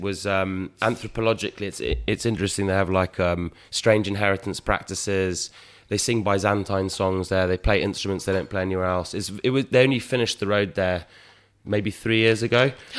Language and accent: English; Oxford, South East England, United Kingdom; also born or lived in Greece; So I was born in Oxford. And then we went.